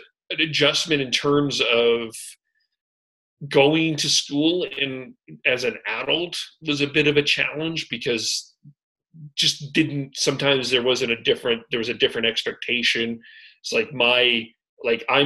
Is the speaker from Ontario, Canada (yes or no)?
no; Calgary, Alberta, Canada; moved away as an adult; also born or lived in Vancouver; now in Kamloops, Canada; I grew up in Calgary. I lived in Calgary all my life